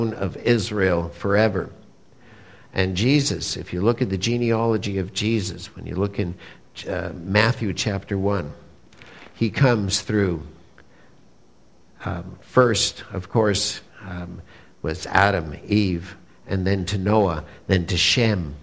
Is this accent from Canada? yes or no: yes; Montreal, Quebec, Canada; I'm a good Jewish boy from Montreal